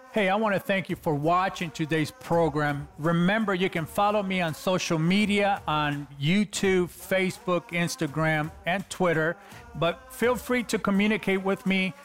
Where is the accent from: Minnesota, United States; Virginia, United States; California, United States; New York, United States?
California, United States; Los Angeles; I'm a kid from East L A, California